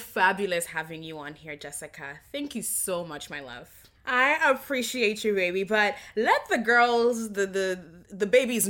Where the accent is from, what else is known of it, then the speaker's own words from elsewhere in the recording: Kenya; now in United States; First of all, I'm Kenyan. I live there. I lived there. That's my home.